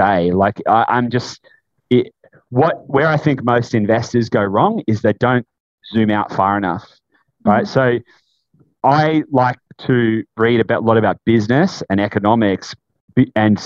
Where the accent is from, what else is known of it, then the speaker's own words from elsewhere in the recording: Latrobe Valley, Victoria, Australia; I grew up in Latrobe Valley, grew up in a tiny country town